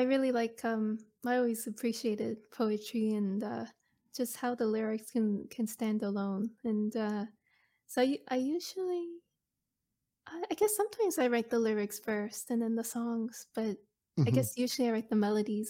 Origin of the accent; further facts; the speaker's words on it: Chester, Nova Scotia, Canada; Like, I'm originally from the Chester Hubbards area.